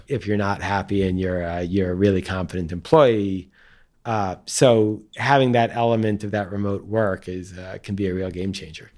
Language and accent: English; Long Island, New York, United States; the town I grew up in on Long Island